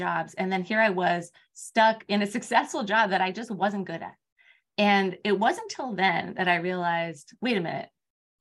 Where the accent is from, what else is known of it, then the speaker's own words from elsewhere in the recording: Palo Alto, California, United States; I grew up in Palo Alto. I was across the street from Stanford